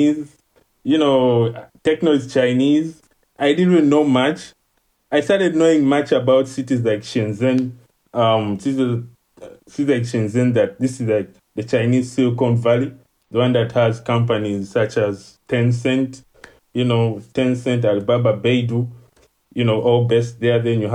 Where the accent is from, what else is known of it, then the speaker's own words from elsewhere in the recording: Uganda; moved away as an adult; now in China; the people in my country, Uganda, I'm from Uganda, East Africa.